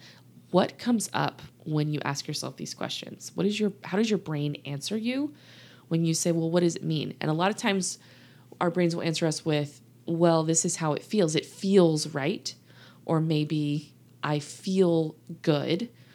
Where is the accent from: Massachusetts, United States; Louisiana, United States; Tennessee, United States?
Louisiana, United States; now in Texas, United States; I didn't tell y'all I'm from the South, did I? Yes, I did. I've told y'all I'm living in Texas. Grew up in Louisiana, actually. A lot of people ask me, where's your accent?